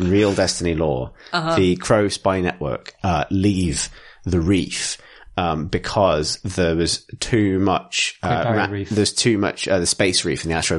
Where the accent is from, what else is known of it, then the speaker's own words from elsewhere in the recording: Canterbury, New Zealand; I'm from Canterbury.